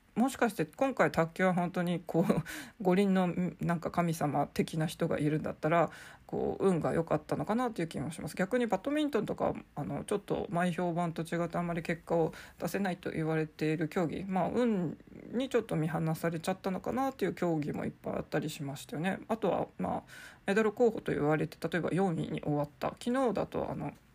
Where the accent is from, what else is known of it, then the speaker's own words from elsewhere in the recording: Sapporo, Hokkaido, Japan; 地元札幌